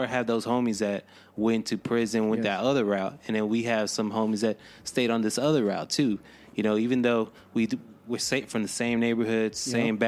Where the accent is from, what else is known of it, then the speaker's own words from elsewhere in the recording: San Angelo, Texas, United States; That was my first house. I grew up on Fulton Street